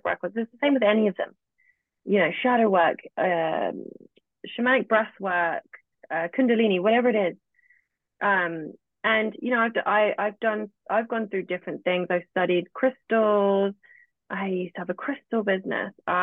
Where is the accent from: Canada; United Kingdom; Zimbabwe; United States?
United Kingdom; England; accent: British; I'm live in England. I'm British. I have a British accent.